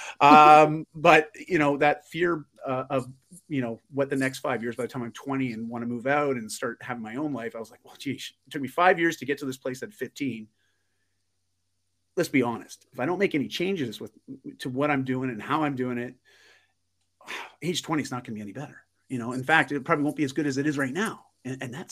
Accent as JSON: {"language": "English", "area": "just outside of Toronto", "region": "Ontario", "country": "Canada", "tie": "born or raised there", "said": "I grew up just outside of Toronto, Ontario"}